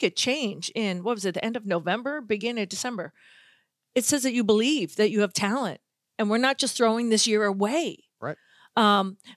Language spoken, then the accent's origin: English; Boston, Massachusetts, United States; listen, I'm from Boston, so I don't root for the teams, but I also don't root for Boston teams.